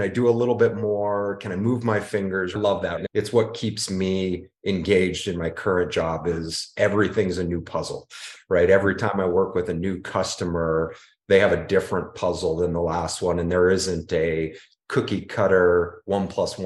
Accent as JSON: {"language": "English", "town": "Phoenix", "region": "Arizona", "country": "United States", "tie": "born or raised there", "said": "I'm a Phoenix native. In fact, I'm third generation from Phoenix, Arizona"}